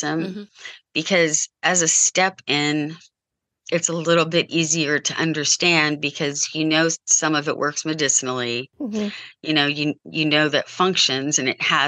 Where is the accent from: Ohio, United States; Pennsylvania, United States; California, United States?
Ohio, United States; Columbus; I grew up outside Columbus in Columbus, Ohio.